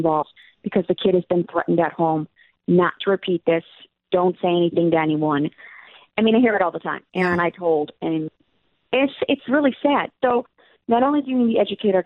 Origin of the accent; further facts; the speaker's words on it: Illinois, United States; my home state of Illinois